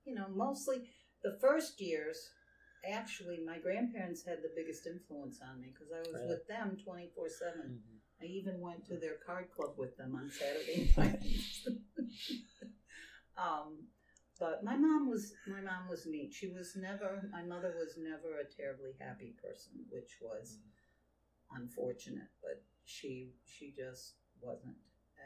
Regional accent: New England, United States; accent: New England; After all these years. They still say, okay, where are you from in New England?

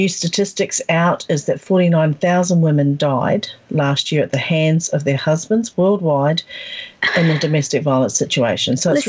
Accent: New Zealand; also born or lived in Australia; now in Gold Coast, Australia; I was born in New Zealand in the early 60s.

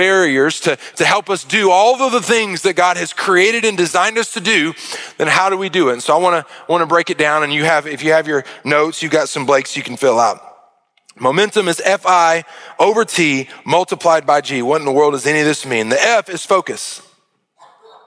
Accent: Arkansas, United States; I grew up in Arkansas

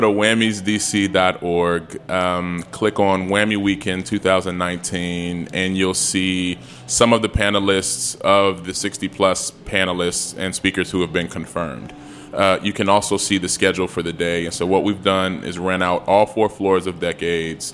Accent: Chicago, Illinois, United States; now in Washington, D.C., United States; I'm from Chicago.

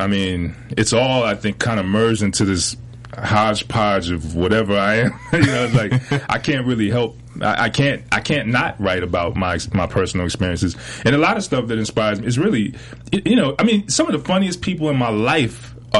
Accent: Fayetteville, North Carolina, United States; also born or lived in Philadelphia; Well, no, I grew up in Fayetteville, North Carolina, affectionately known as Fayetteknow.

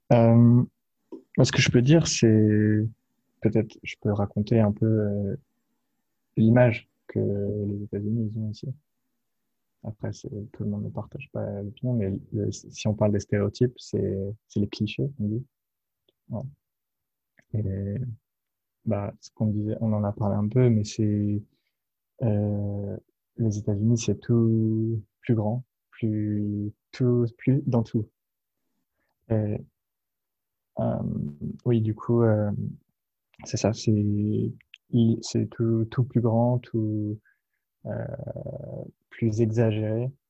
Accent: France; also born or lived in Nantes; j'ai 22 ans, euh, bientôt 23. Et j'habite en France, je suis français, voilà. J'habite euh, dans l'ouest de la France, dans une ville qui s'appelle Nantes. Et je suis là pour euh, finir mes études à Nantes.

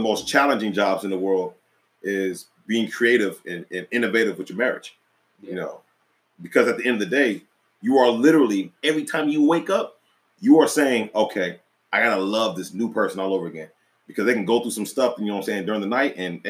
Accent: North Carolina, United States; one came from Alaska, you know, I came from North Carolina

